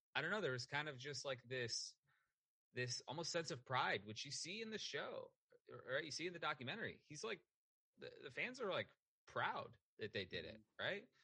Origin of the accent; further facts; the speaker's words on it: Detroit, Michigan, United States; I grew up in Detroit